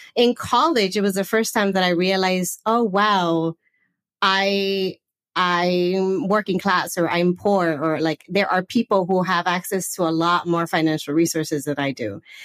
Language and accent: English; Los Angeles, California, United States; accent: Southern California; moved away as an adult; also born or lived in Santa Barbara; now in Portugal; I am originally from the northeast San Fernando Valley area. So that's like uh, north of LA.